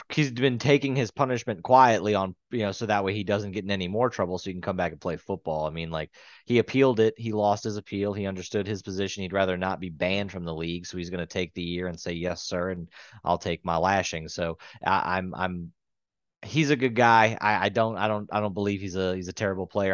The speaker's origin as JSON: {"language": "English", "region": "the South", "country": "United States", "said": "we're from the South."}